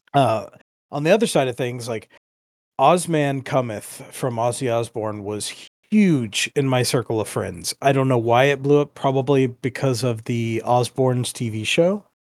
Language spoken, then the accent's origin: English; United States; me growing up as an American